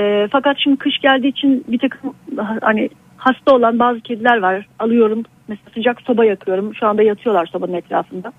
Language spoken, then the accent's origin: Turkish; Aegean Region, Turkey; moved away as an adult; also born or lived in Istanbul; Şu anda e, memleketim olan bir Ege kasabasındayım